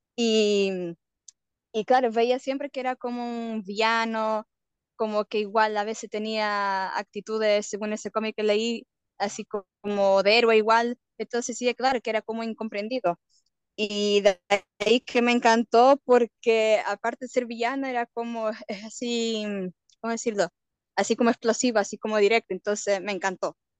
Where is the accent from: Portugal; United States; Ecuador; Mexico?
Portugal; moved away as an adult; now in Chile; yo generalmente soy portuguesa.